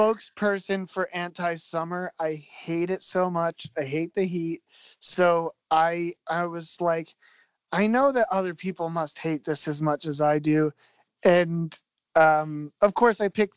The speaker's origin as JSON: {"language": "English", "town": "Philadelphia", "region": "Pennsylvania", "country": "United States", "said": "I'm from Philadelphia"}